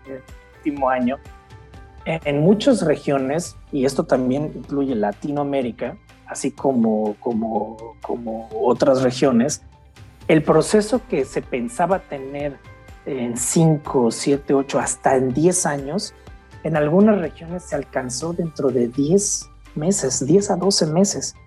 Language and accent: Spanish; Mexico; now in Germany; soy mexicano, crecí nací en México, pero ya llevo casi 25 años fuera de mi país, principalmente en Alemania